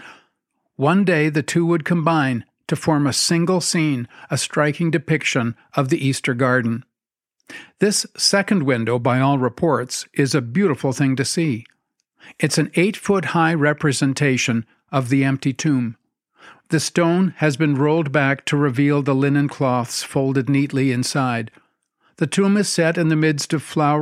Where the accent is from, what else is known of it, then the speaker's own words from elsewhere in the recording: Montreal, Quebec, Canada; Growing up in Quebec